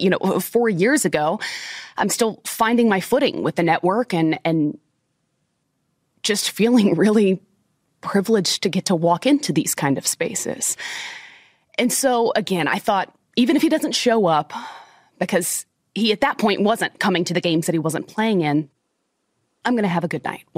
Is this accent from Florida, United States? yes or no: yes; Florida, United States; I grew up in Florida